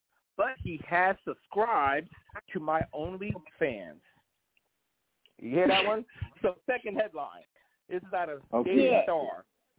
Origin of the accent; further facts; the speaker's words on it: Brooklyn, New York, United States; No, I'm from New York, from Brooklyn.